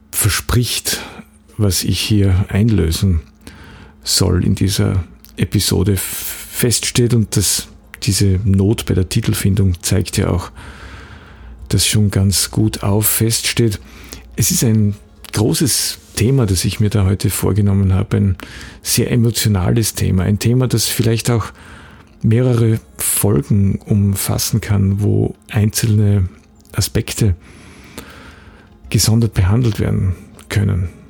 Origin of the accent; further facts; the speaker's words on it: Graz, Styria, Austria; born there; Ich bin in Graz geboren und wohne immer noch in Graz.